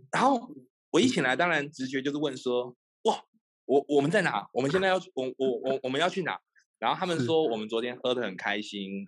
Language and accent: Chinese; Taiwan; moved away as an adult; now in Ho Chi Minh City, Vietnam; 就会感觉好像把小时候在台湾的生活